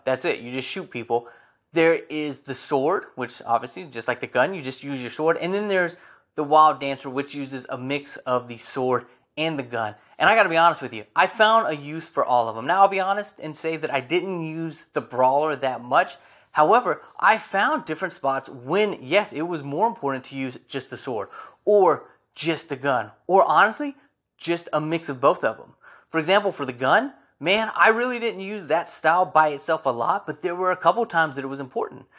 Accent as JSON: {"language": "English", "country": "United States", "said": "As an American"}